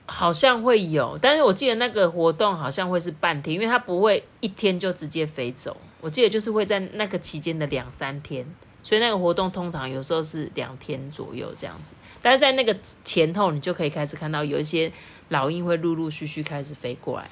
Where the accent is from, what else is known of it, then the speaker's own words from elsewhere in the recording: Changhua County, Taiwan; 彰化的人